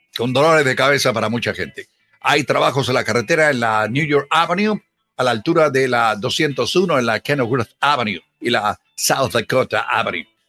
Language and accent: Spanish; Chile; del mismo país donde yo nací